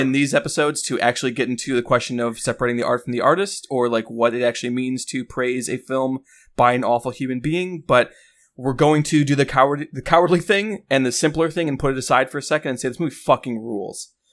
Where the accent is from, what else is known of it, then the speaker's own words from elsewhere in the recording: Chicago, Illinois, United States; I grew up in Chicago